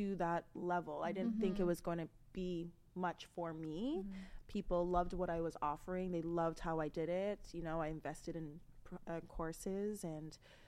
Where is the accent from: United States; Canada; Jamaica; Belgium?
Canada; Toronto, Ontario; I'm originally from here, Toronto, Canada